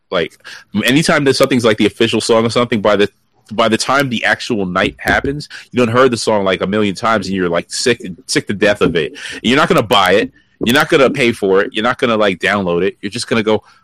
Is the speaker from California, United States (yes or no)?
no; Brooklyn, New York, United States; I, have I've grew up in Brooklyn. I haven't sounded like I was from Brooklyn in a long time.